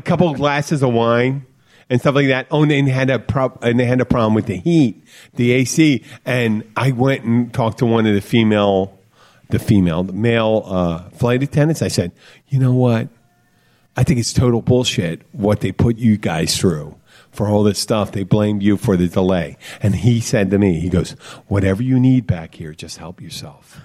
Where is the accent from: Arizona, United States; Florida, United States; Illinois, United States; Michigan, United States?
Florida, United States; the Florida Keys, United States; grew up together down here pretty much. I guess that's what you do in the Keys.